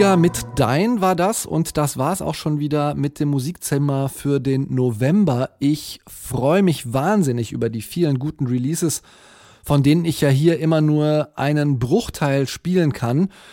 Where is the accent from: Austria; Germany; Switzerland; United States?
Germany; near Cologne, North Rhine-Westphalia; born or raised there